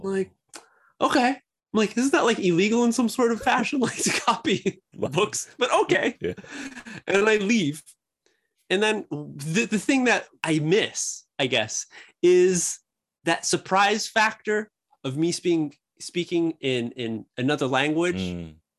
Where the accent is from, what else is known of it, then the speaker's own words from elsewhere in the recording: United States; moved away as an adult; now in Japan; Me being America